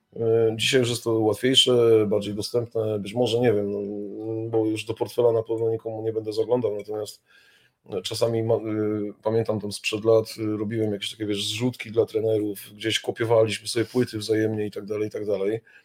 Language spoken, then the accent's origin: Polish; Kraków, Lesser Poland, Poland; moje rodzinne miasto Kraków